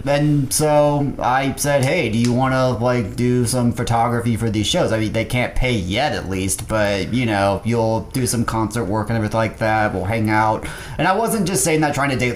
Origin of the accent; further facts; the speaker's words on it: Sherman, Texas, United States; also born or lived in Dallas, Texas / Denton, Texas / Little Elm, Texas; my family lives around the Sherman area